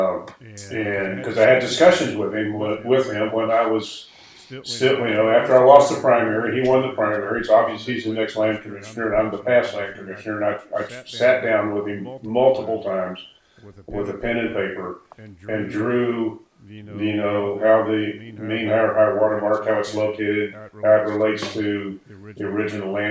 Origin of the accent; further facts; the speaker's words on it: Houston, Texas, United States; I grew up in Houston, going to Galveston, As a child, when I was in diapers, and up to the time when I was a teenager